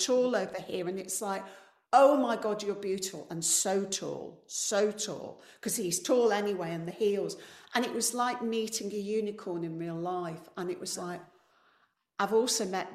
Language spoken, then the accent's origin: English; Coalville, East Midlands, United Kingdom; moved away; I'm from a mining town called Colville that doesn't have one working mine